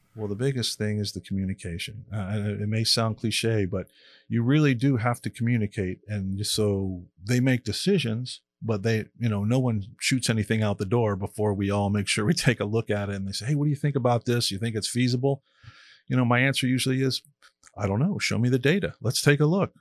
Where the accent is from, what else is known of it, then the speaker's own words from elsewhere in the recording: Miami, Florida, United States; I grew up in Miami and, uh, being a beach kid